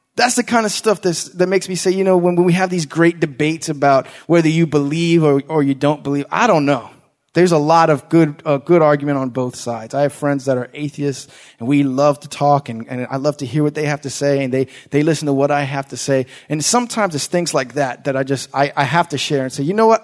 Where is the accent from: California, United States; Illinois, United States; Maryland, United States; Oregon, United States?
Maryland, United States; Langley Park; growing up in Langley Park